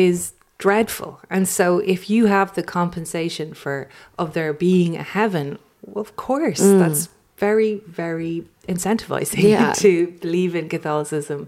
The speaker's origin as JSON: {"language": "English", "country": "Ireland", "said": "being an Irish female of that generation"}